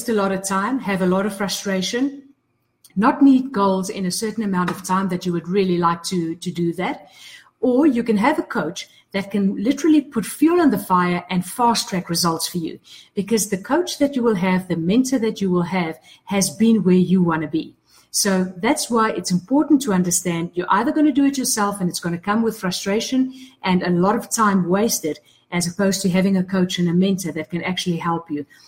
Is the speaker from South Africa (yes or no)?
yes; South Africa; I'm from South Africa